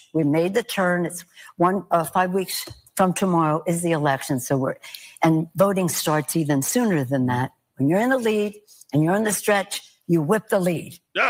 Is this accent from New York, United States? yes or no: no; Maryland, United States; now in California, United States; I'm from Maryland originally. I've been in California a long time.